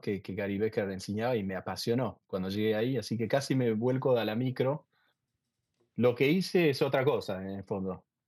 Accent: Argentina; moved away as an adult; como, como, argentino

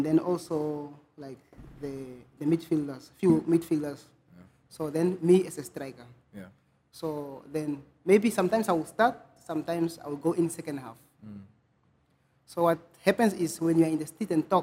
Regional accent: Arandis, Erongo, Namibia; moved away as an adult; also born or lived in Ongwediva; from the streets of Arandes. From the street of Arandes, and I started school there

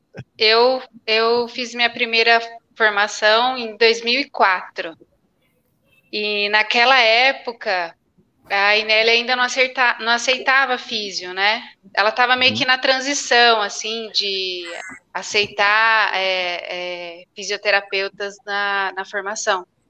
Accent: Brazil; eu sou de Ribeirão

